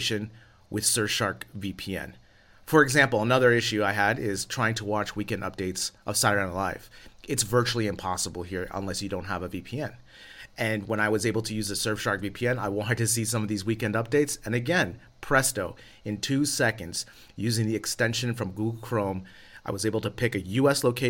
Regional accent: United States; moved away as an adult; now in Spain; As an American living abroad here in Spain

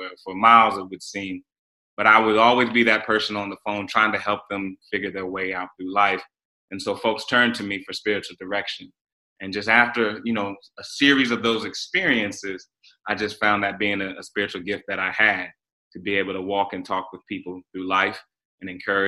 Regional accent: Raleigh, North Carolina, United States; I grew up in Raleigh, North Carolina. I'm a Southerner

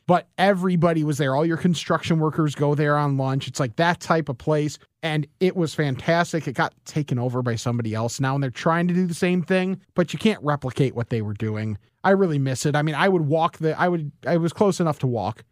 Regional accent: West Chicago, Illinois, United States; also born or lived in Geneva, Illinois / Lombard, Illinois; the house that I grew up in in West Chicago

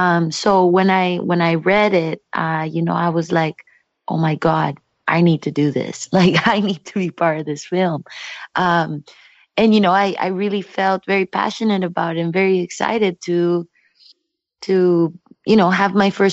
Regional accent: Mexico; English is a second language; now in Canada; because when I moved from Mexico to Canada, that's exactly how it felt. And still to this day, people ask me if I prefer Mexico or Canada.

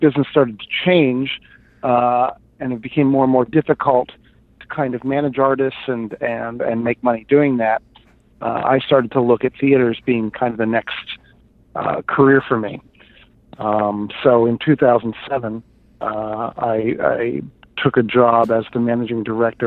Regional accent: Hershey, Pennsylvania, United States; moved away as an adult; also born or lived in New York; I grew up in Hershey, Pennsylvania

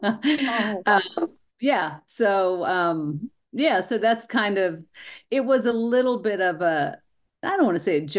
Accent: New Mexico, United States; moved away; I was born and raised here in New Mexico, and of course, I moved away for a while. And when I came home

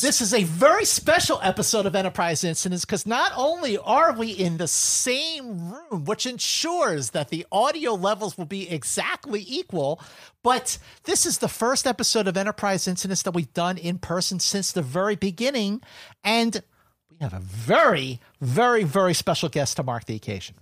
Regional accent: Philadelphia, Pennsylvania, United States; when I was growing up in Philadelphia

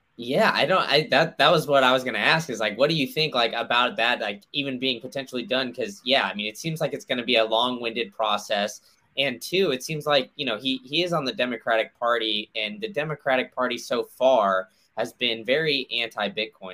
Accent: Austin, Texas, United States; I grew up in Austin

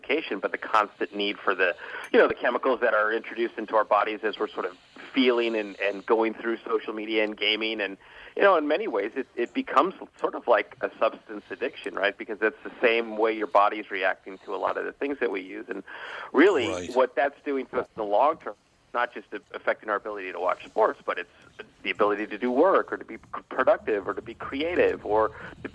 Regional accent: Los Angeles, California, United States; moved away; Originally from Los Angeles.

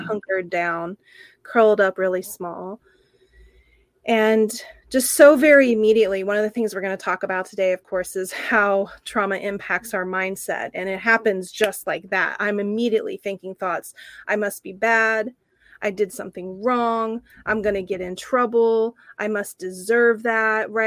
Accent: Oklahoma, United States; now in San Francisco, United States; when I was little, you know, about 5 years old, growing up in Oklahoma

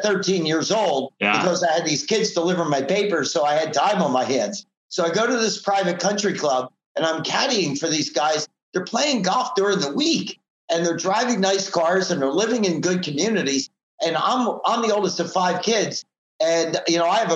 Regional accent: Philadelphia, Pennsylvania, United States; born or raised there; moved away as an adult; now in Southern California, United States

